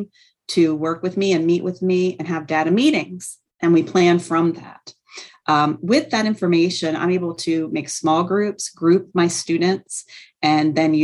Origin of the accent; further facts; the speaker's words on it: North Carolina, United States; also born or lived in Trenton, New Jersey; now in Camden, United States; I'm originally from North Carolina